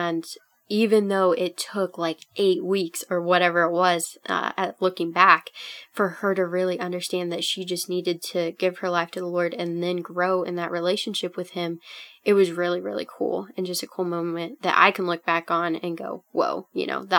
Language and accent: English; Minnesota, United States; I'm Minnesotan